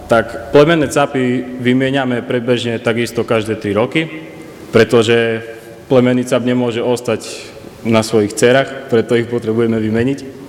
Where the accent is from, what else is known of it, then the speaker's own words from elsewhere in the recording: Veľká Lomnica, Prešov Region, Slovakia; pochádzam z Veľkej Lomnice